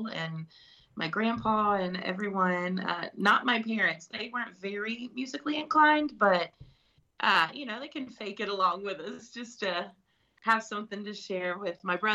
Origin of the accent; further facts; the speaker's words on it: Bartlett, Tennessee, United States; also born or lived in Memphis; I was born and raised in Memphis, Tennessee. Bartlett's like a smaller suburb area of Memphis, and that's where I was raised.